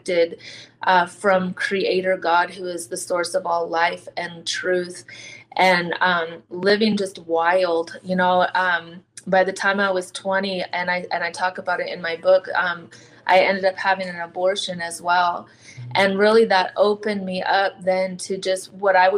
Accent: South Dakota, United States; Raised in a small town in South Dakota off of the reservation

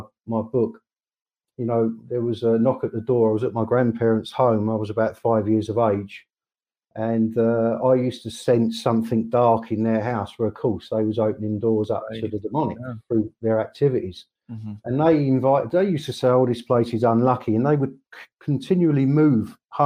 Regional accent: Croydon, London, United Kingdom; I was born in South London, a place called Croydon, 51 years ago

